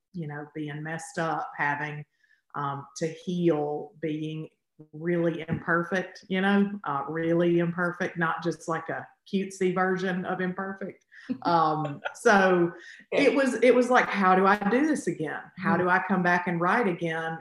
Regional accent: Alabama, United States; I'm from Alabama

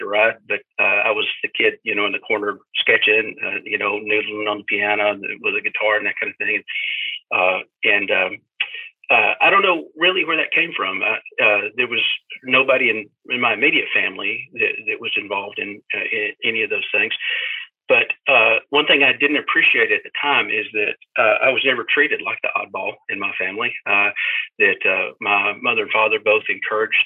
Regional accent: Adamsville, Tennessee, United States; also born or lived in Selmer, Tennessee; I grew up in McNairy County

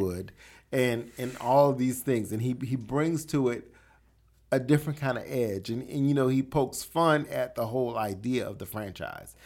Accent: the South, United States; I grew up in the South.

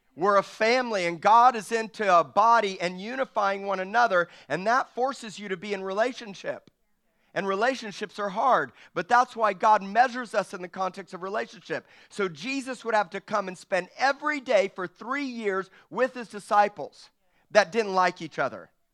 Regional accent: Miami, Florida, United States; I'm from Miami, Florida

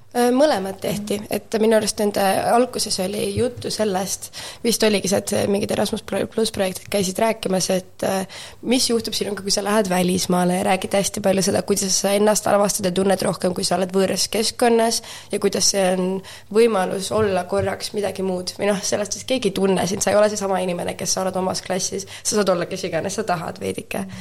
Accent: Tallinn, Harju County, Estonia; moved away as an adult; also born or lived in Viimsi; now in Amsterdam, Netherlands; mina olen Tallinnast pärit, terve elu õppisin Tallinna Inglise kolledžis

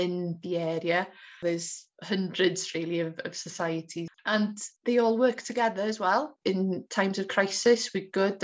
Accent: Trawsfynydd, Wales, United Kingdom; moved away as an adult; also born or lived in Cardiff; now in Bethesda, United Kingdom; I was brought up in Trawsfynydd, a very close-knit community.

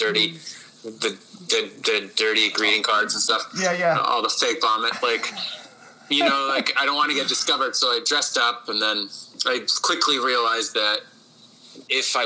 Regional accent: Winnipeg, Manitoba, Canada; I grew up in St. Patel

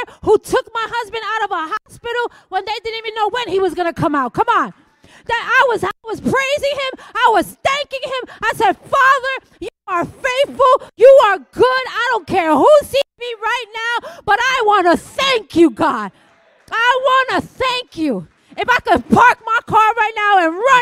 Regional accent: New York City, New York, United States; I'm Puerto Rican, and I was raised in the Bronx.

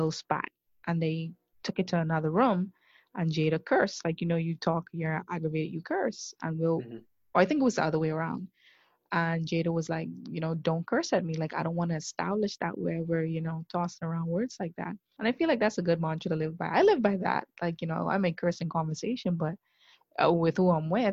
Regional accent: Bahamas; growing up in the Bahamas, we're pretty traditional to an extent

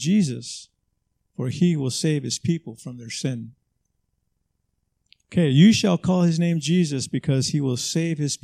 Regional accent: Los Angeles, California, United States; also born or lived in Texas; I grew up in Southeast LA.

